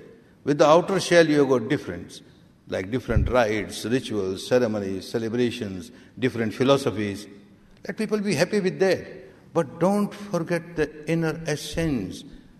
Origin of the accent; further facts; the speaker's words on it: Myanmar; English is a second language; moved away as an adult; now in India; I remember when I came from Myanmar to India in 1969 and I started teaching this technique. I had learned with my teacher in Myanmar for 14 years